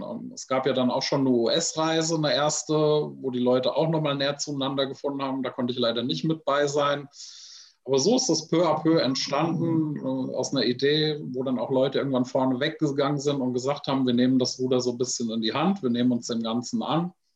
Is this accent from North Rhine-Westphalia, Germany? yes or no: no; Frankfurt, Hesse, Germany; Ich bin in direkter Nachbarschaft zu einer Army-Kaserne groß geworden in Frankfurt